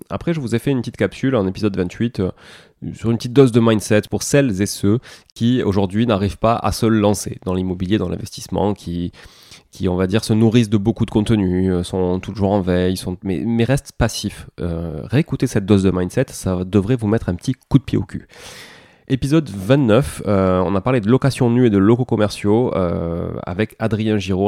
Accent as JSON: {"language": "French", "region": "southern France", "country": "France", "accent": "du sud", "said": "mon accent du sud"}